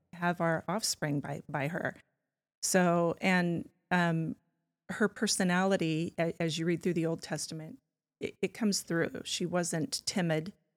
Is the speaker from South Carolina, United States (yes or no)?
no; California, United States; now in Spokane, United States; I was born in California